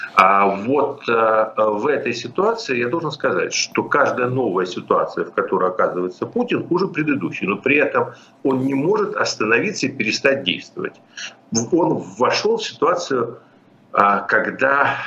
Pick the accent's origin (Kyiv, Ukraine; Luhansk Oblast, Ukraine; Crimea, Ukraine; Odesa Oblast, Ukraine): Kyiv, Ukraine; я киевлянин